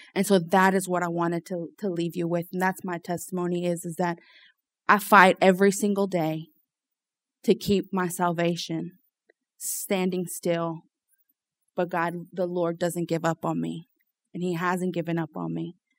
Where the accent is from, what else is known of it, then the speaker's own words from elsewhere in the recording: Lafayette, Louisiana, United States; so I was born and raised here in Louisiana, um, in Lafayette.